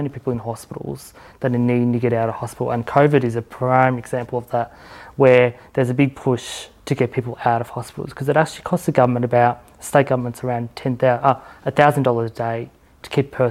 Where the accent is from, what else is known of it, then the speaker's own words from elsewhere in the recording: Victoria, Australia; I'm from Victoria